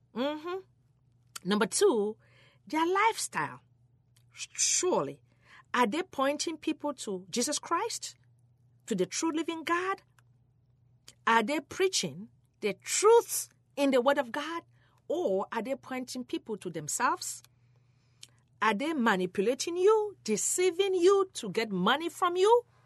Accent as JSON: {"language": "English", "country": "Cameroon", "tie": "born or raised there", "moved": "yes", "said": "I was born in Cameroon, West Africa"}